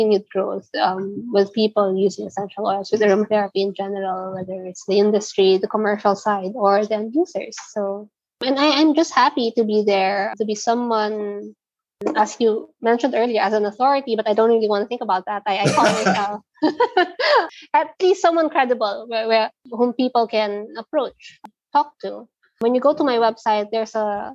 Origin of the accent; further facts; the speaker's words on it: Manila, Metro Manila, Philippines; I'm from Manila